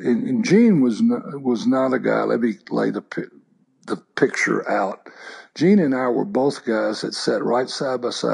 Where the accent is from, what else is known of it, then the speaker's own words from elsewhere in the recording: Texas, United States; I grew up in Texas